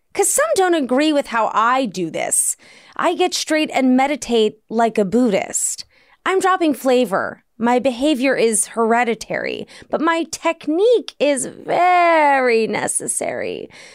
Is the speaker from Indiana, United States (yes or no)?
no; Washington, District of Columbia, United States; moved away; D C is my hometown